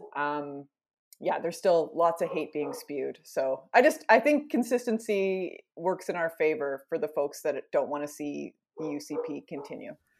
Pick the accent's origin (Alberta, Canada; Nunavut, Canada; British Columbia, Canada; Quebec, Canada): Alberta, Canada; Edmonton; moved away as an adult; also born or lived in Winnipeg / East Coast; born and raised Edmonton